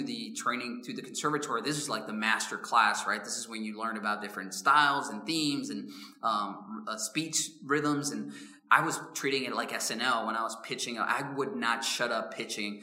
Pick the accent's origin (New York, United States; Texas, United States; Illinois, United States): Illinois, United States; Chicago; I'm from South Side of Chicago